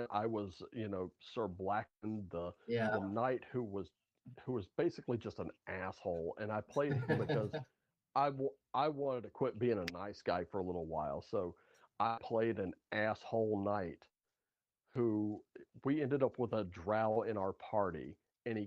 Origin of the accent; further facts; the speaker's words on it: United States; I'm an American guy